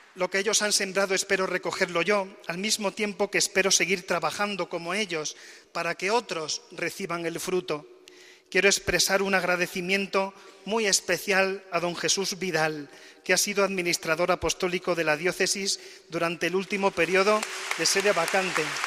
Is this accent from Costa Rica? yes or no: no; La Rambla, Andalusia, Spain; moved away as an adult; also born or lived in Córdoba; now in Alcalá de Henares, Spain; mi pueblo, de la Rambla